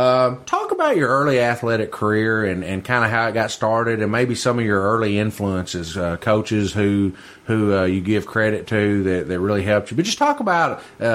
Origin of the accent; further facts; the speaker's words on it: Paducah, Kentucky, United States; growing up in Paducah, you know, I grew up in Reedland, which mm-hmm. is kind of out in the country.